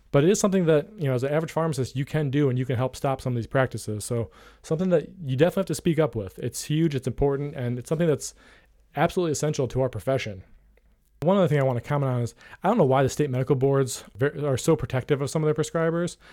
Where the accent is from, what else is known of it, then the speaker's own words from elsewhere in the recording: Ohio, United States; some of those more rural parts of my home state of Ohio